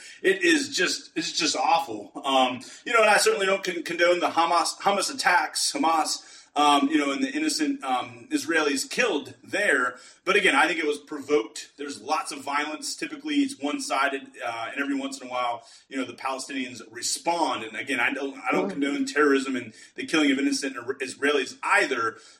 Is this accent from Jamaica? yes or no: no; United States; I say as an American